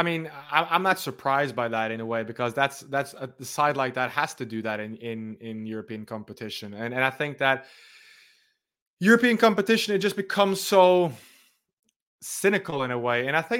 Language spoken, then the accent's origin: English; Norway; considering I'm from Norway, I had to have the Norway shirt